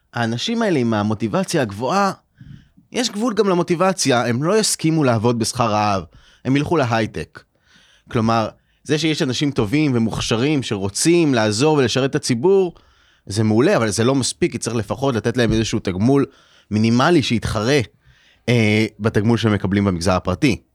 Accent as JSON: {"language": "Hebrew", "country": "Israel", "said": "בתור ישראלים"}